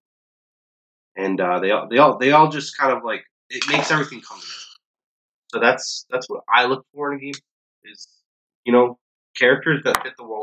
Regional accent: Boston, Massachusetts, United States; we're from the Boston area

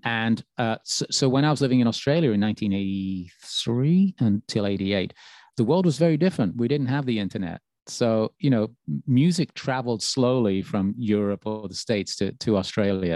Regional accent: Birmingham, West Midlands, United Kingdom; moved away; my hometown

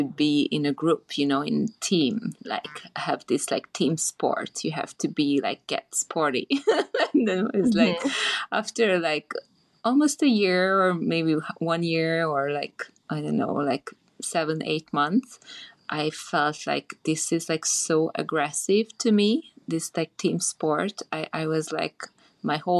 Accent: Budapest, Hungary; also born or lived in Transylvania, Romania; now in Bali, Indonesia; I was born actually in Transylvania and grew up in Hungary, in Budapest.

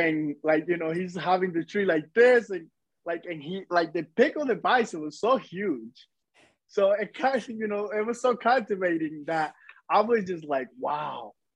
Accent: Dominican Republic; now in New Jersey, United States; I was born in the Dominican Republic, like in the countryside of the Dominican Republic

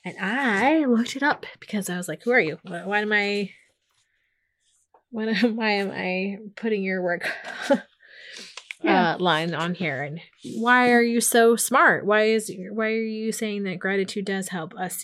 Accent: Portland, Oregon, United States; I grew up in Portland, Oregon

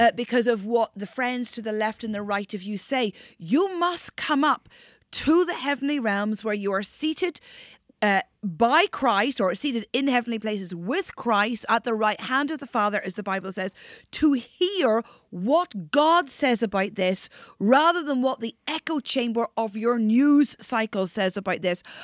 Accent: near the Giant's Causeway, North Coast of Northern Ireland, United Kingdom; I'm Northern Irish. Grew up on the North Coast near the Giants Causeway

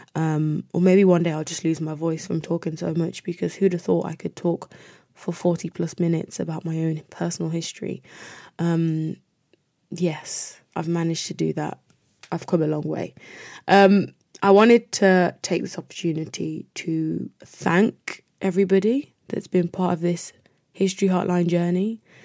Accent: United Kingdom; as Black British people

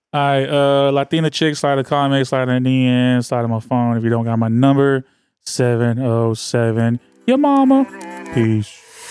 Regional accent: the Bay Area, California, United States; I'm from the Bay. Like, I'm a Bay, I'm, I'm as Bay as they come

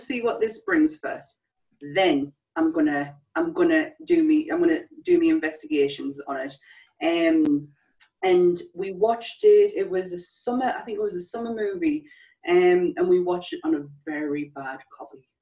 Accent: England, United Kingdom; as English people

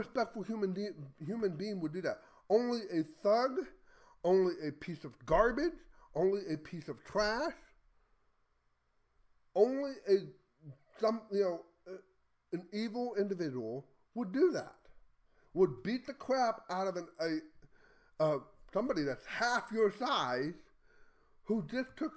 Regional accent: Texas, United States; as a Texan

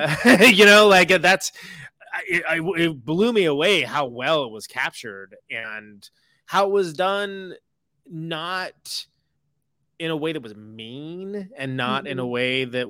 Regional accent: Modesto, California, United States; I grew up in Modesto

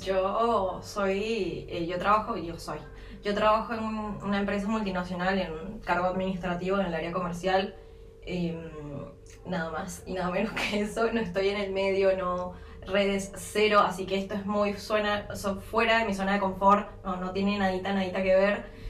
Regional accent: San Antonio de los Altos, Miranda, Venezuela; moved away as an adult; now in Uruguay; yo soy de una parte cercana a Caracas cuando llegué era San Antonio del Salón.

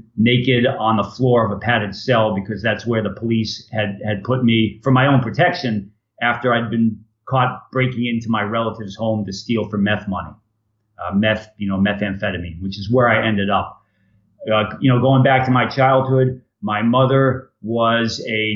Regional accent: Ashburnham, Massachusetts, United States; I grew up in Ashburnham, Massachusetts, a wonderful, wonderful town.

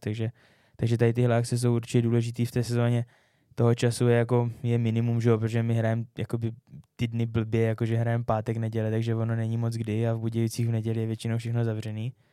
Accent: Czechia; moved away as an adult; also born or lived in Finland / Kazakhstan; byl jsem jako Čech, který je ve Finsku

